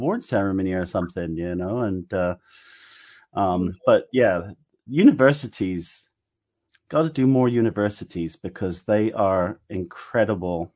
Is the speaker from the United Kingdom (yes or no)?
yes; England, United Kingdom; accent: English; my English accent